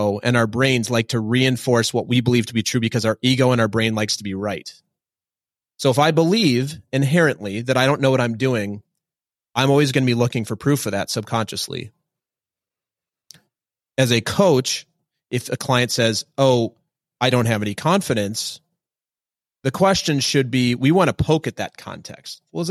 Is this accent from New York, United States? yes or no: no; Minnesota, United States; I'm from Minnesota.